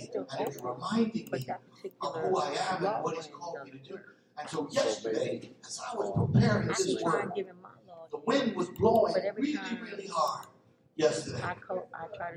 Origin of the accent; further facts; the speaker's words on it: Philadelphia, Pennsylvania, United States; I'm from Philadelphia